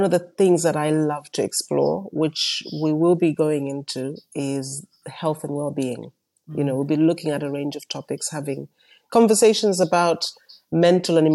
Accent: Malawi; also born or lived in United Kingdom / United States; now in South Africa; I am born and raised in Malawi

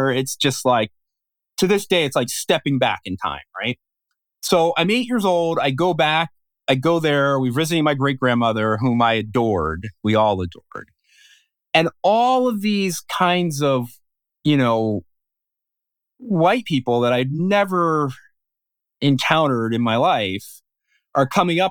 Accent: Philadelphia, Pennsylvania, United States; growing up in West Philadelphia, sort of very, you know, ethnically Black neighborhood, adjacent with a kind of ethnically Irish and an ethnically Italian neighborhood in South Philadelphia.

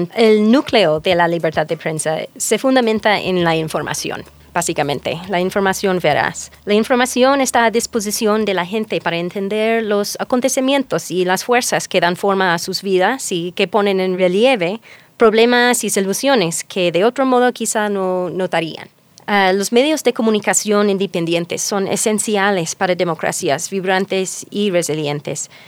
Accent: North Carolina, United States; Spanish is a second language; moved away as an adult; now in Ecuador; Soy ah, de Carolina del Norte, de los Estados Unidos

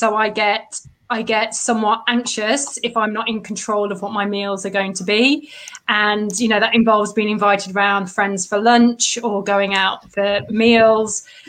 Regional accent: Leicester, East Midlands, United Kingdom; now in Surrey, United Kingdom; I'm originally from Leicester. I live in Surrey and I work as an editorial coach.

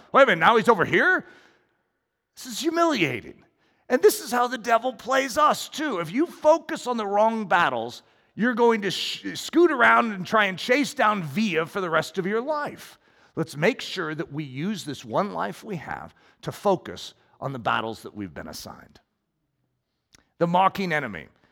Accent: United States; as an American

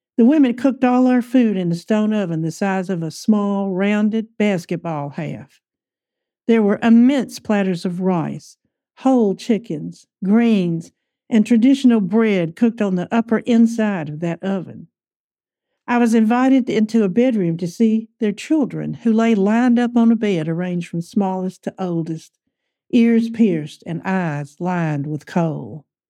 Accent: Alabama, United States; moved away as an adult; I was from Alabama

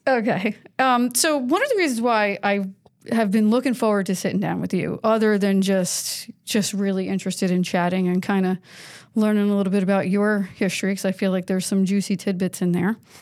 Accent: New York, United States; moved away as an adult; also born or lived in Connecticut; now in South Carolina, United States; I grew up in New York

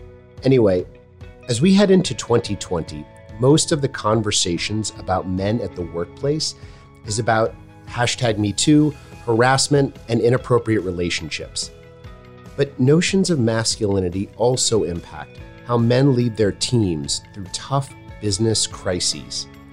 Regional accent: St. Louis, Missouri, United States; Given that the Nationals beat my hometown St. Louis Cardinals, there is no other reason I would come to DC other than to visit with you.

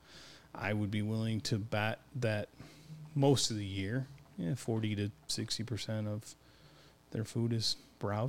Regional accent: Michigan, United States; we're from Michigan

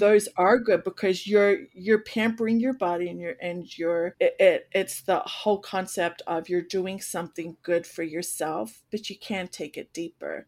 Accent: Australia; now in United States; I come from Australia

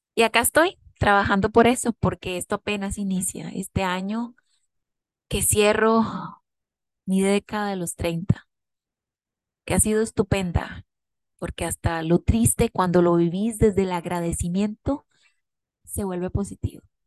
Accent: Costa Rica; como buenos ticos

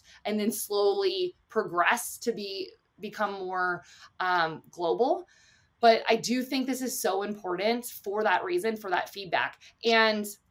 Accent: United States; I'm an American as well

